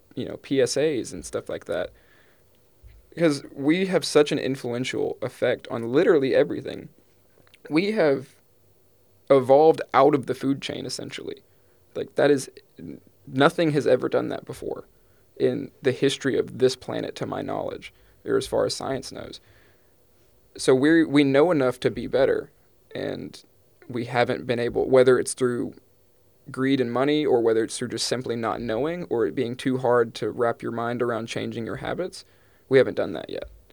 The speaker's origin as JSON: {"language": "English", "region": "East Texas", "country": "United States", "tie": "born or raised there", "said": "I'm from East Texas, the Pine, Piney Woods, like, Pine Curtain area"}